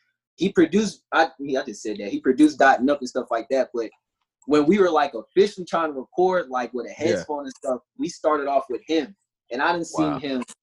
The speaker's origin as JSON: {"language": "English", "town": "Charlotte", "region": "North Carolina", "country": "United States", "tie": "born or raised there", "also_born_or_lived": "Columbus, Ohio", "said": "I've been in Charlotte all my life from there, since two"}